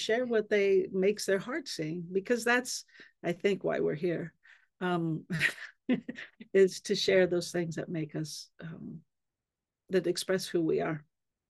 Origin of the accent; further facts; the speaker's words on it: California, United States; So I was raised on the Yurok Reservation on the Klamath River.